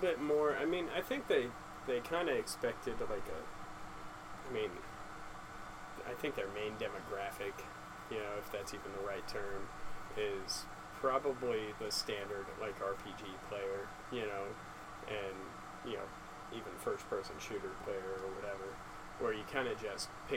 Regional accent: Arizona, United States; setting up an outpost in my hometown in Arizona

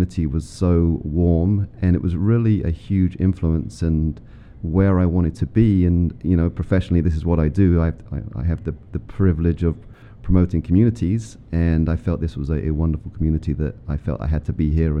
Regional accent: England, United Kingdom; moved away as an adult; also born or lived in United States; now in Springfield, United States; I'm not from the U.S. I'm from England originally and lived in the U.S. for 30 years now.

